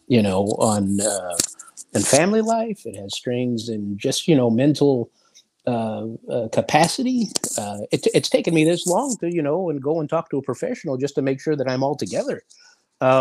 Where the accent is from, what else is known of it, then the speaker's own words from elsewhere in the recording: Los Angeles, California, United States; It wasn't cool to be Latin in Los Angeles, believe it or not. When I was coming up